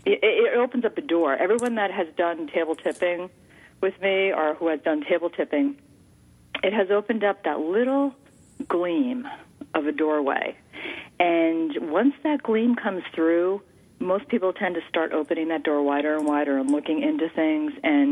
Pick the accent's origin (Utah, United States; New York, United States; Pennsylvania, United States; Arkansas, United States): New York, United States; But I am from New York. My father was born in Brooklyn.